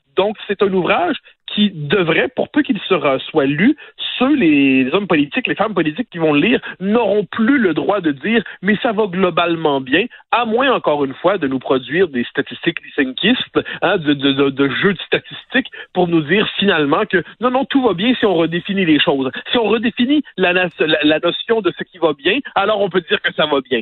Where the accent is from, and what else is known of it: Quebec, Canada